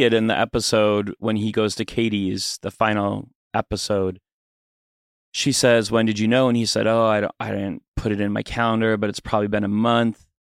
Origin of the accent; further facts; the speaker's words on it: Fargo, North Dakota, United States; Fargo, North Dakota.